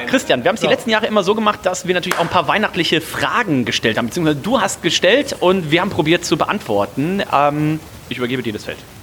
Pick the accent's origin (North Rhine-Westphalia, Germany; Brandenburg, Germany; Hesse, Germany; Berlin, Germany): North Rhine-Westphalia, Germany; Remscheid; now in Hamburg, Germany; Wir waren sonst immer bei meiner äh, Oma und bei meinem Opa in Remscheid